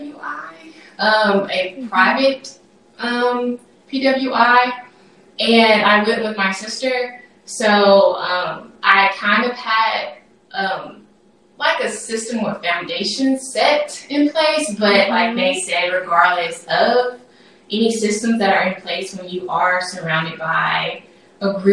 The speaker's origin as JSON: {"language": "English", "region": "Tennessee", "country": "United States", "tie": "born or raised there", "said": "I was born here in Tennessee, but I have various roots in Mississippi, sort of like Nate, in that regard. And I would say that my upbringing was like this perfect blend of city life and country life"}